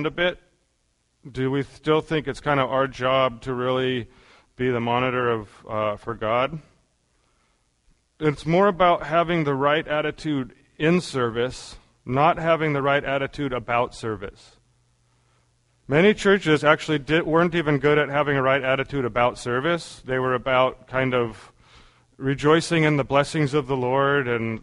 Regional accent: United States; being an American

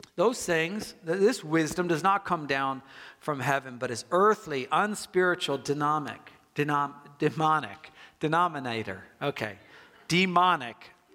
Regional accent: United States; I'm an American

